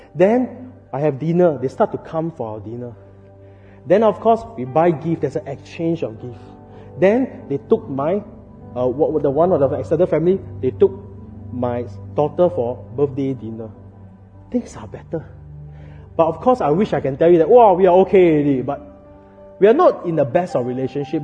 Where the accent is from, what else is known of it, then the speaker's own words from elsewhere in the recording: Singapore; as Singaporean